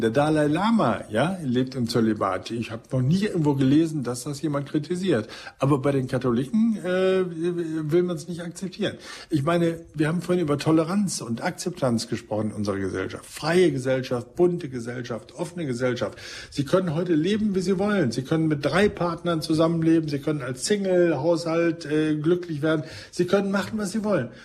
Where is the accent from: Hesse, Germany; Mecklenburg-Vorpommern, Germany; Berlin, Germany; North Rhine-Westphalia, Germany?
North Rhine-Westphalia, Germany; ich komme ja aus Ostwestfalen, bin also quasi Ihr Nachbar und Parteifreund